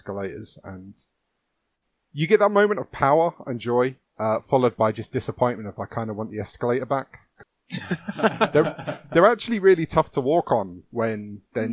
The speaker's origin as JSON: {"language": "English", "region": "London", "country": "United Kingdom", "tie": "born or raised there", "said": "I grew up in London"}